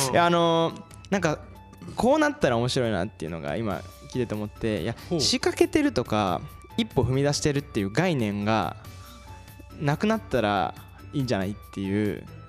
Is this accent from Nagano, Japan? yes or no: no; Izumo, Shimane, Japan; moved away as an adult; also born or lived in Osaka; now in Kasai, Japan; 地元が島根県出雲市なんですけど